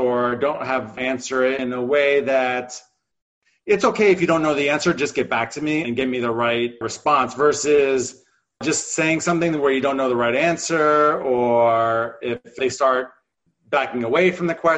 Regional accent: New Jersey, United States; now in Los Angeles, United States; I was shoveling driveways and auto detailing growing up in New Jersey.

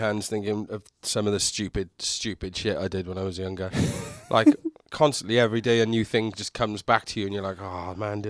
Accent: Cardiff, Wales, United Kingdom; also born or lived in London; now in San Diego, United States; I'm from Wales in the UK, a city called Cardiff.

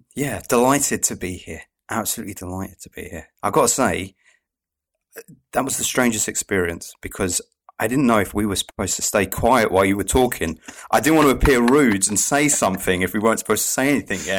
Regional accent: England, United Kingdom; I, I'm from England

